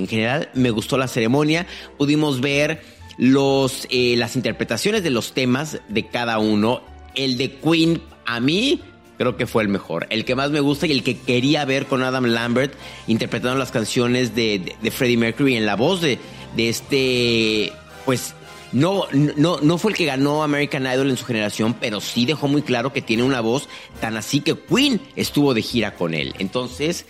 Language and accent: Spanish; Mexico; como mexicano